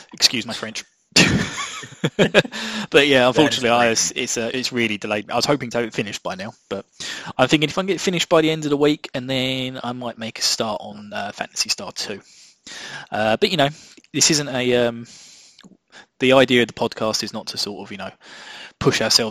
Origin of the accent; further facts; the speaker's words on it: England, United Kingdom; I'm your English host